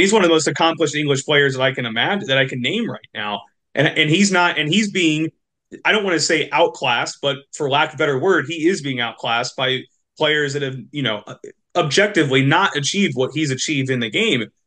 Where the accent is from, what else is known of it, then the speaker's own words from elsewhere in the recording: Indianapolis, Indiana, United States; Indy eleven, um, which is my hometown local team